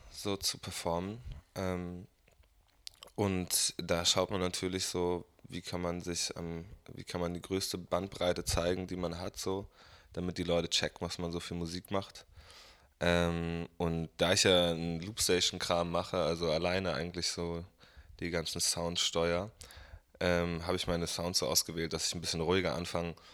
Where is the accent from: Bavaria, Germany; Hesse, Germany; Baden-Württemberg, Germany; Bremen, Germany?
Bremen, Germany; ja, ich bin 24 Jahre alt, bin hier in Bremen aufgewachsen, Hab woanders studiert, bin wiedergekommen